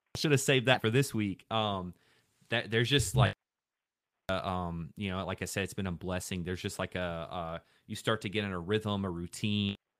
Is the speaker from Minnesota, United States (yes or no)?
no; Louisiana, United States; I grew up in Louisiana